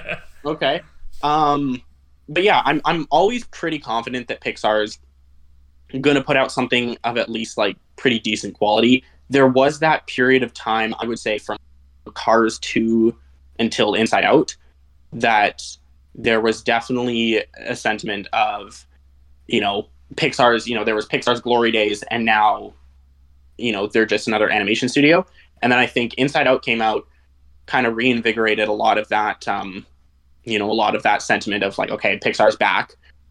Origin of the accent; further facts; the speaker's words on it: Canada; I'm in Canada. I'm from Canada. I live in British Columbia.